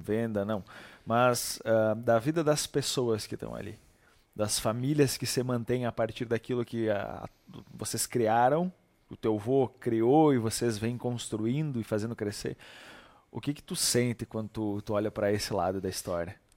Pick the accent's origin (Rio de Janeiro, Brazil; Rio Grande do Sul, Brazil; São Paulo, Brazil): Rio Grande do Sul, Brazil; Barra Funda; nós dois somos naturais de Barra Funda